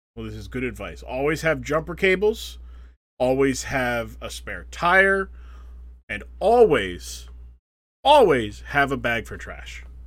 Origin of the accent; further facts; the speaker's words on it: United States; we are American